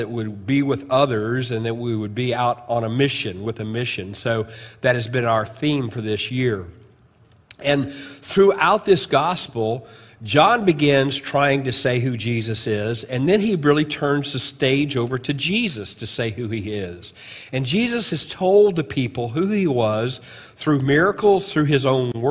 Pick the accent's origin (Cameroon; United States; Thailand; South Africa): United States; Chester, Illinois, it's about 55 miles from my hometown